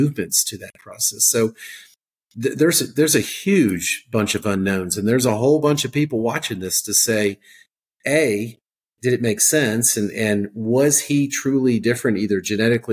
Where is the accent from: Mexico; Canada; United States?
United States; South Jersey / Philadelphia, New Jersey; now in Georgia, United States; I'm actually I'm a South Jersey kid. Okay, so I'm from Philadelphia